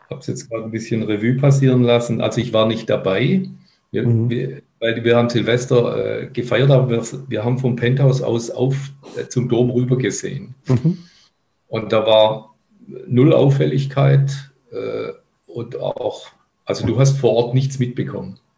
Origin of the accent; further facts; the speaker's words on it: Cologne, North Rhine-Westphalia, Germany; Ja, in meiner alten Heimat